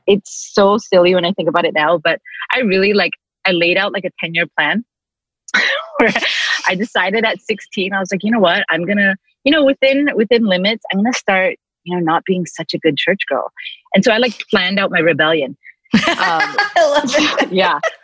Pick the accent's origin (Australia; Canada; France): Canada; Vancouver, British Columbia; also born or lived in Toronto, Canada; now in Long Beach, United States; lived in Toronto until I was six, moved to Vancouver